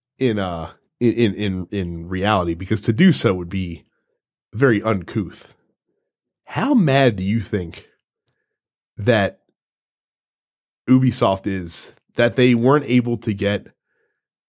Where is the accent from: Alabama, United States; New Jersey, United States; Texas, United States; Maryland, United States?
Maryland, United States; I'm from Maryland